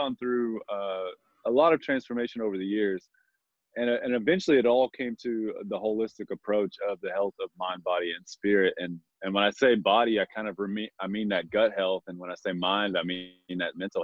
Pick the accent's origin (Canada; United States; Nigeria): United States; Texas; moved away; I grew up in Texas, and a small town in Texas